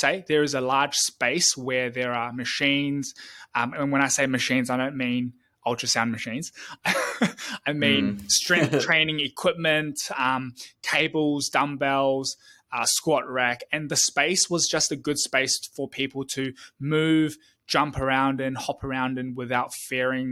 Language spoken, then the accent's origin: English; New Zealand; also born or lived in Taiwan / Tamworth, Australia; now in Melbourne, Australia; I grew up in New Zealand. So I was born in Taiwan. And then when I was 1 year old, my entire family immigrated to New Zealand